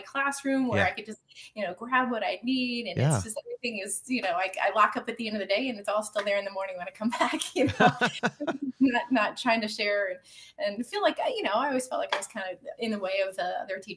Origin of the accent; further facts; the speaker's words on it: Pennsylvania, United States; now in Virginia, United States; I grew up in Pennsylvania, actually, mm-hmm. right on the border between Pennsylvania and Maryland, on a fruit orchard